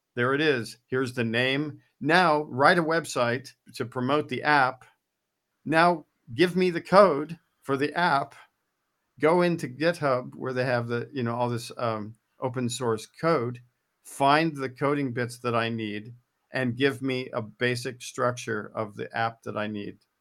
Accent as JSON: {"language": "English", "country": "United States", "said": "I'm an American"}